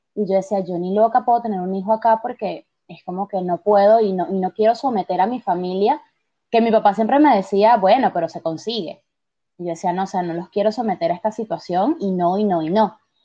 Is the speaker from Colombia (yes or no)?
no; Venezuela; now in Argentina; nosotros tenemos estas tradiciones como, sabes, venezolanos que, son mis padres